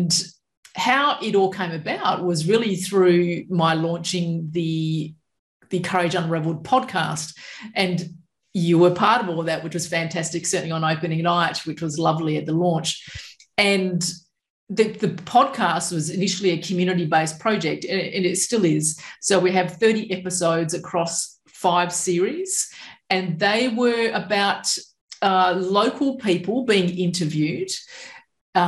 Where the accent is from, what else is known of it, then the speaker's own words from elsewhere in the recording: Perth, Western Australia, Australia; also born or lived in Balingup, Western Australia; now in southwest Western Australia, Australia; I was from Perth originally.